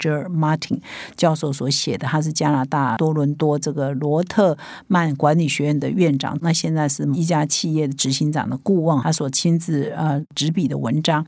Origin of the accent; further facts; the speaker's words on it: Taiwan; 我们台湾人的说法叫“台湾之光”